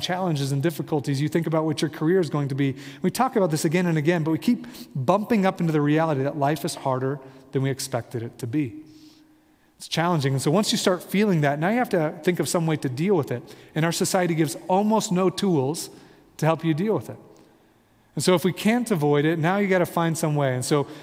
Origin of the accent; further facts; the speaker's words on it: Midwest, United States; I'm from the Midwest